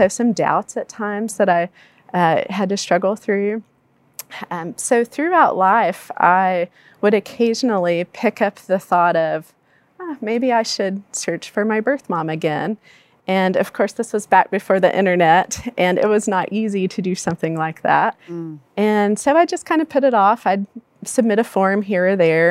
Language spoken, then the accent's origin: English; Palestine, Texas, United States; I grew up in Palestine, Texas, a small East Texas town